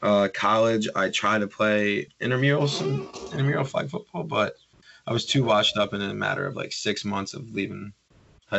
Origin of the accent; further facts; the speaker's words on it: Emerson, New Jersey, United States; I'm from Emerson.